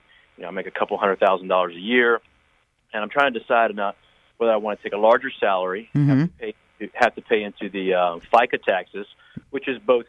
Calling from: Florida, United States

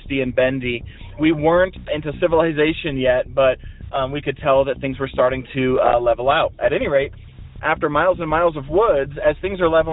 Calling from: Montana, United States; I'm calling you from Montana.

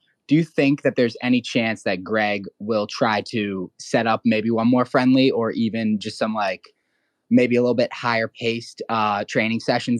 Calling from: Boston, Massachusetts, United States; I'm just outside Boston right now.

